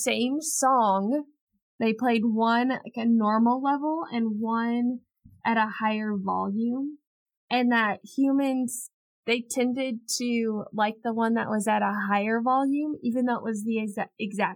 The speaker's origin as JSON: {"language": "English", "country": "United States", "said": "I'm also from America"}